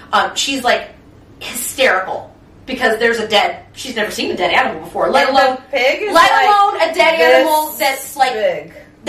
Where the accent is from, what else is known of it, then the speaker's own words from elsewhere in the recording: Oakland, California, United States; Growing up in El Cerrito and Oakland and all these surrounding cities